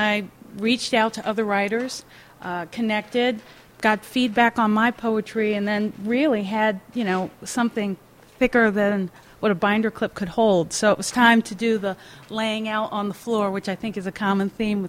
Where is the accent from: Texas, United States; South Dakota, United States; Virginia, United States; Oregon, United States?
Virginia, United States; now in Massachusetts, United States; I'm from Virginia, but I live in Massachusetts now